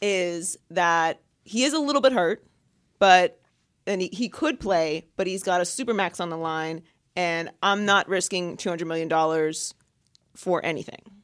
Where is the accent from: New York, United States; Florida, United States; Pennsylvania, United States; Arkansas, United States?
Pennsylvania, United States; Pittsburgh; I'm also from Pittsburgh.